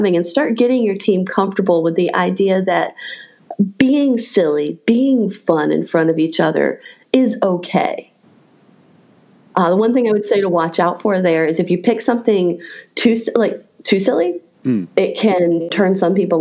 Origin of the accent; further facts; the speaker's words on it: Raleigh, North Carolina, United States; in my hometown of Raleigh, North Carolina